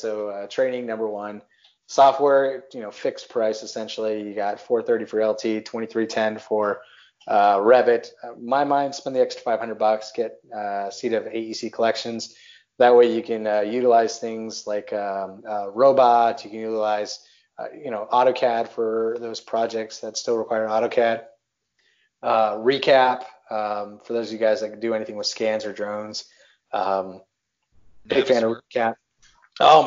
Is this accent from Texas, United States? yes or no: yes; Texas, United States; born or raised there; moved away as an adult; also born or lived in Worcester, Massachusetts / Pacific Northwest / Pittsburgh area; now in Pittsburgh, United States